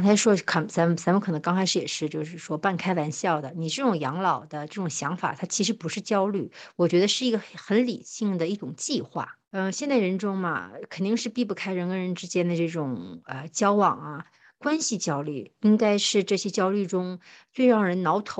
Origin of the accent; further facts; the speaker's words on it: Northeast China, China; 因为我们东北人说小四十的意思就是大概是四十一二岁